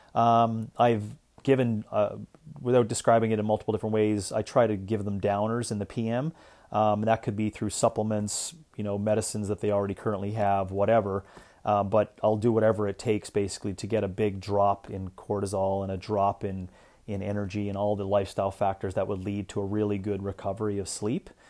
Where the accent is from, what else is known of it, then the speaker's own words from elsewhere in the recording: Canada; now in Arizona, United States; being a Canadian